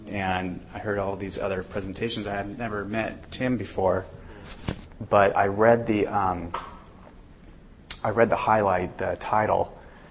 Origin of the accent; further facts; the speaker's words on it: Southern California, United States; I'm actually from Southern California.